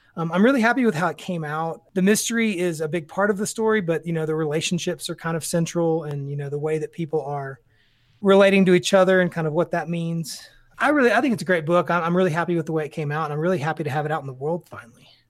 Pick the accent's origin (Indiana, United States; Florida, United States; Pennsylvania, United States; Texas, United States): Texas, United States; Tyler; I grew up in Tyler, Texas.